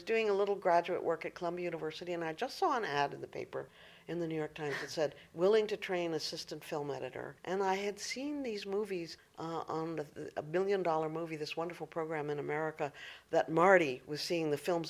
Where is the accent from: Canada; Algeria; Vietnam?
Algeria; born there; I was born in Algeria because my father worked for an oil company.